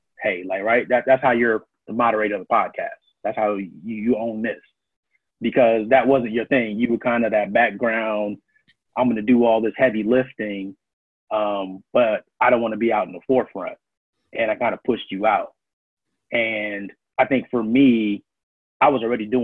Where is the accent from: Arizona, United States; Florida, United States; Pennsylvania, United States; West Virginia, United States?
Florida, United States; Miami; moved away as an adult; also born or lived in Brooklyn, New York / Virginia / Maryland / Washington, D.C.; now in Chicago, United States; I was born in Brooklyn, New York, grew up in Miami, worked in Virginia, Maryland, D.C., back down to Jacksonville, St. Augustine area